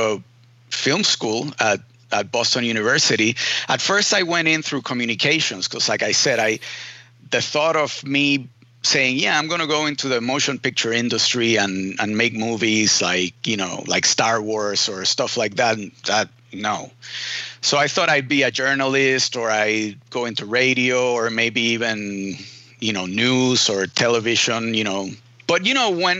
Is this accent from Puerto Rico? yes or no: yes; Puerto Rico; I was born in Puerto Rico, and I, was born and raised in the island.